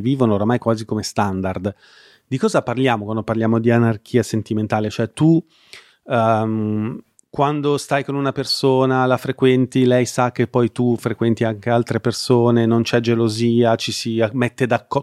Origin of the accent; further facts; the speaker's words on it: Milan, Lombardy, Italy; moved away as an adult; now in Como, Italy; io, che sono milanese, che da qualche anno abito a Como